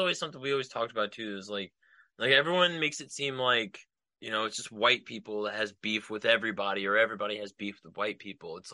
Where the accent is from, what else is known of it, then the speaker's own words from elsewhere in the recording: United States; I'm from America